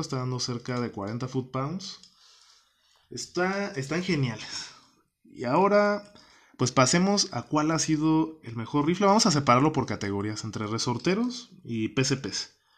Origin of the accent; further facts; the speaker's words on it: Guanajuato, Mexico; moved away as an adult; regreso a mi, a mi tierra natal acá en Guanajuato